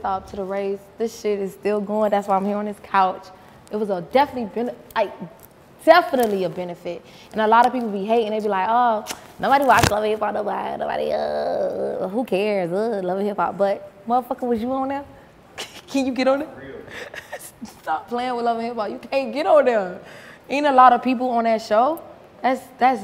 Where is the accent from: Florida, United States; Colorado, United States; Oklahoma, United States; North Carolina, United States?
Florida, United States; North Miami; moved away as an adult; now in Atlanta, United States; I grew up in North Miami, Florida